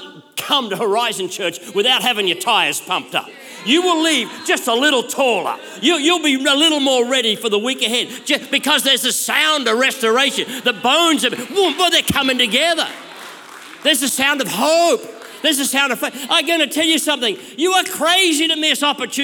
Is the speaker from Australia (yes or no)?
yes; Australia; I'm an Aussie bloke.